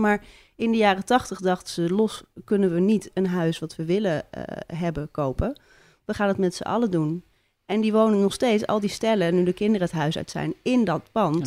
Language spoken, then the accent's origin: Dutch; Amsterdam, North Holland, Netherlands; now in Haarlem, Netherlands; ik ben wel geboren in Amsterdam.